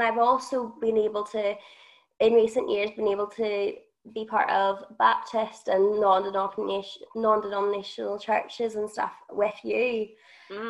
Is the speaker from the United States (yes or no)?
no; Northern Ireland, United Kingdom; moved away; I come from Northern Ireland